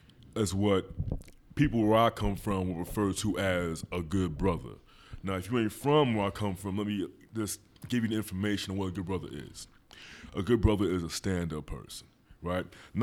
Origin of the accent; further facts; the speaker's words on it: Philadelphia, Pennsylvania, United States; He's not like one of you weirdos out there where I'm from Philadelphia, but you're a Dallas fan for no reason.